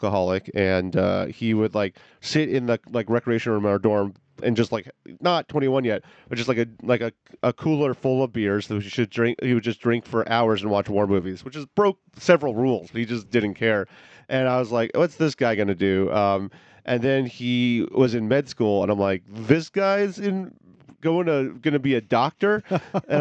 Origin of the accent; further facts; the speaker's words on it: New York, United States; moved away as an adult; When I moved here from New York, where I grew up about 6 years ago